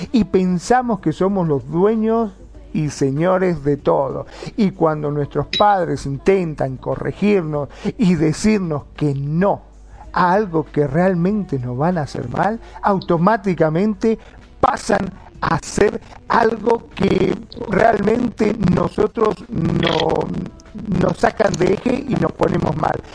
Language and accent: Spanish; Argentina